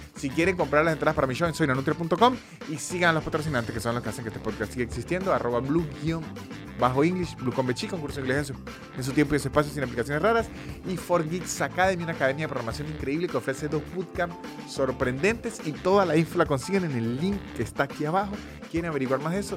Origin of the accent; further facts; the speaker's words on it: San Cristóbal, Táchira, Venezuela; moved away; en San Cristóbal, el lugar de donde soy yo